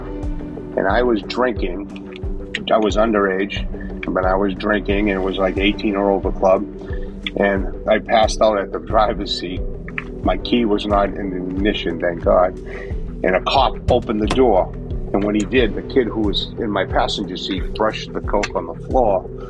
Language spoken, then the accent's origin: English; Boston, Massachusetts, United States; I was born in Boston, Massachusetts, the mean streets of Boston, October of 1962. We lived in a three family home